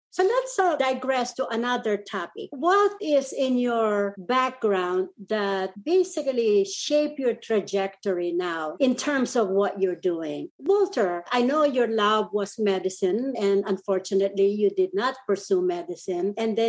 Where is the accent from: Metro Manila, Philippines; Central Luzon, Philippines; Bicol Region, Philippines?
Central Luzon, Philippines; first language Kapampangan; English is a second language; moved away as an adult; now in United States; I'm fluent in Kapampangan, which is the native language. And she was shocked. She was shocked that I've been in the U.S. for 40 years and I'm fluent on my own local language plus Tagalog, which is the national language in the Philippines.